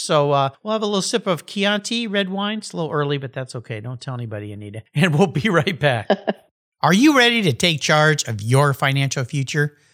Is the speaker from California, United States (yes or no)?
yes; San Diego County, California, United States; Growing up in the San Diego County area